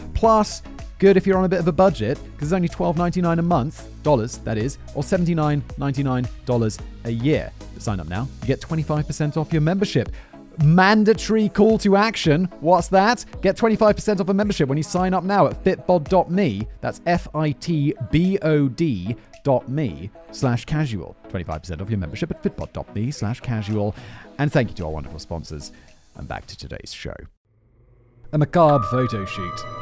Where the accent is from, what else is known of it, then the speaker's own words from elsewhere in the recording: United Kingdom; as a British person